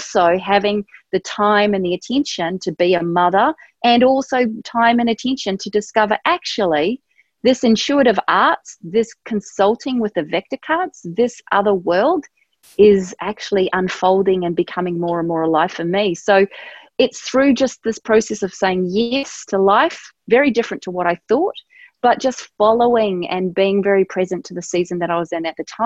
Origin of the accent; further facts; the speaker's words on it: New Zealand; at the time I grew up in New Zealand